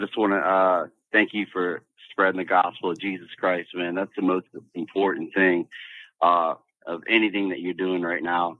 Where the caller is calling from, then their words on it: Louisiana, United States; I'm calling down from Louisiana